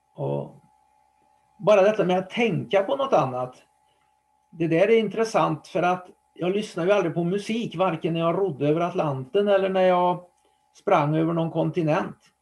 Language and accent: Swedish; Trollhättan, Västra Götaland, Sweden; Trollhättan då där jag bodde, eller bor fortfarande, och drar ut den 20 kilometer runt om så var det nog min hembygd